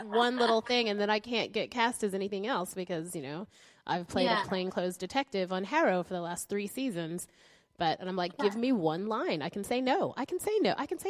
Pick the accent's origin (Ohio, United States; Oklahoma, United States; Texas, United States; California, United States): Oklahoma, United States; but I'm from Oklahoma